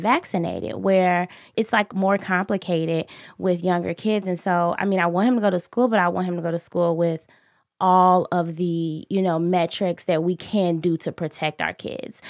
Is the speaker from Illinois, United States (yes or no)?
yes; Chicago, Illinois, United States; I grew up in Inglewood